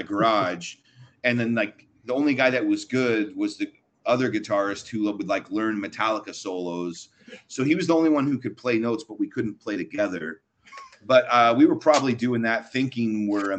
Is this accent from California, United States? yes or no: yes; Orange County, California, United States; I grew up in Orange County, so it's like, you know, Southern California punk rock